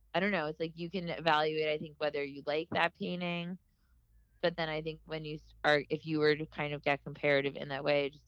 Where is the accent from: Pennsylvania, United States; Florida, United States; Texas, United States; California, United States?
Florida, United States; Miami; I love Miami and I love my hometown a lot